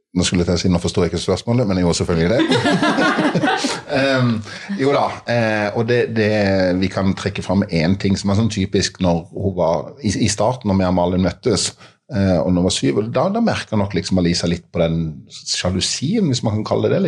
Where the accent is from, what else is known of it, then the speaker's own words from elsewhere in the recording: Mandal, Agder, Norway; i Mandal, eh, min hjemby